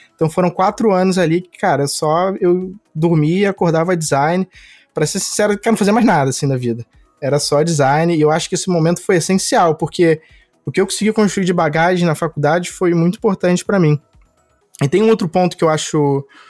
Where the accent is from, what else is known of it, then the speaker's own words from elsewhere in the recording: Rio de Janeiro, Brazil; eu sou do Rio, sempre morei no Rio